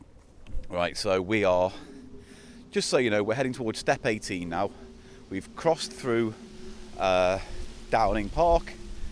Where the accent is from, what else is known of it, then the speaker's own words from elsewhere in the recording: the Wirral, North West England, United Kingdom; moved away; growing up on the Wirral